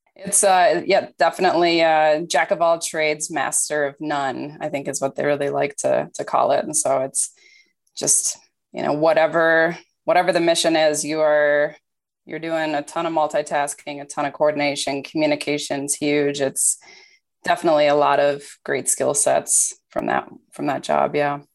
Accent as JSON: {"language": "English", "region": "Minnesota", "country": "United States", "tie": "born or raised there", "also_born_or_lived": "Iowa", "moved": "as an adult", "said": "I grew up in Minnesota"}